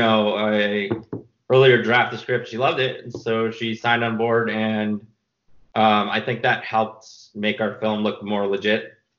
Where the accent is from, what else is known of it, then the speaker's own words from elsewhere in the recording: New York, United States; he's in New York because I'm from New York.